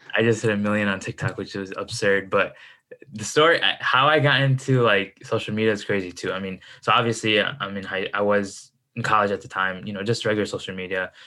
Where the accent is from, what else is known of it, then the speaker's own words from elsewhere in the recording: Chicago, Illinois, United States; I'm from uh, the Midwest, Chicago. That's where I stay